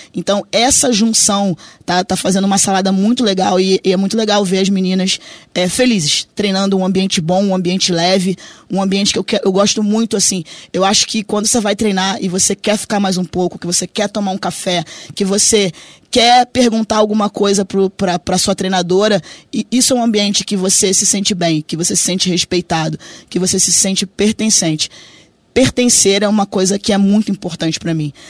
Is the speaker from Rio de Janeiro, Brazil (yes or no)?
yes; Rio de Janeiro, Brazil; moved away; sou do Rio de Janeiro, né? Meu pai fazia samba, então a gente batucava ali na, na lata